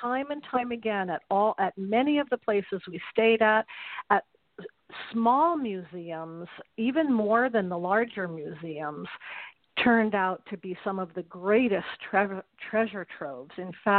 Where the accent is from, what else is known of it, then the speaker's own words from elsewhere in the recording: New York, United States; moved away as an adult; now in American West, United States; I'm a New Yorker, you know, mm-hmm. who lived in the West since 1978.